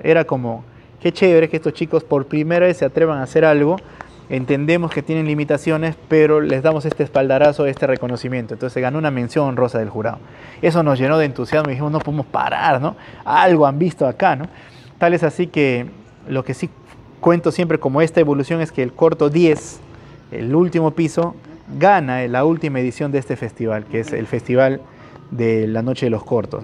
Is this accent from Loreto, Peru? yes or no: yes; Iquitos, Loreto, Peru; Soy un chico de Iquitos